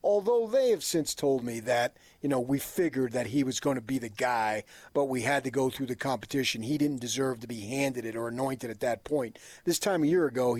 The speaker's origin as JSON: {"language": "English", "region": "New Jersey", "country": "United States", "tie": "born or raised there", "moved": "yes", "lives_now": "Utah, United States", "said": "I grew up in New Jersey"}